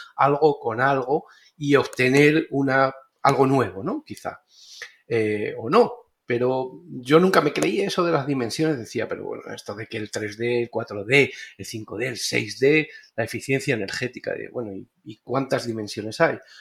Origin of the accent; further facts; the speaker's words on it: Spain; moved away as an adult; also born or lived in Béjar, Salamanca, Spain; now in Panama; soy español, arquitecto